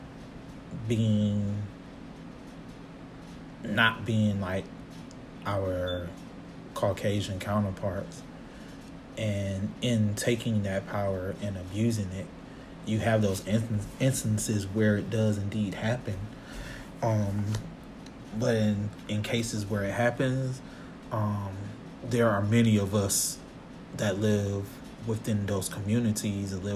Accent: Atlanta, Georgia, United States; I initially was born and raised in Atlanta

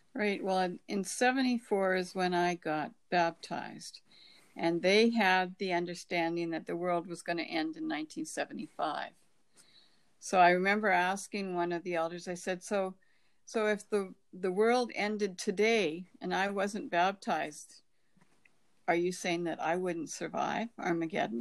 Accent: Canada; born or raised there

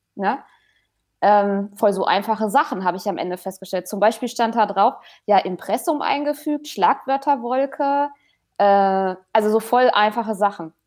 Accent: Haltern am See, North Rhine-Westphalia, Germany; wohne in Haltern am See

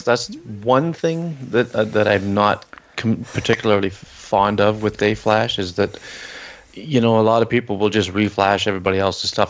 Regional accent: Canada; I'm Canadian

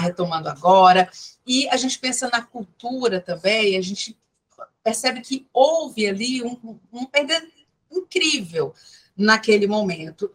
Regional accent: Ceará, Brazil; enquanto cearense

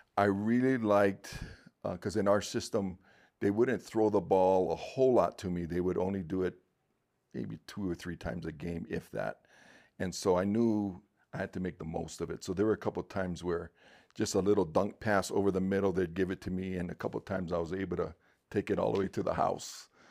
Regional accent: Honolulu, Hawaii, United States; Born and raised in Honolulu, Hawaii

